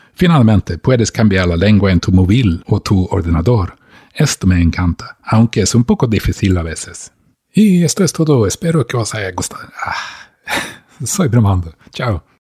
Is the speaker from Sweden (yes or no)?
yes; Sweden; Spanish is a second language; de Suecia